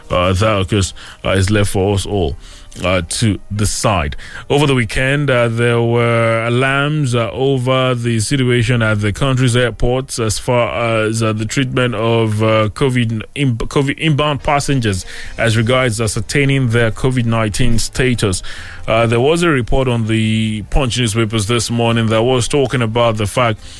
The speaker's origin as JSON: {"language": "English", "country": "Nigeria", "said": "But as a Nigerian, uh, you can begin"}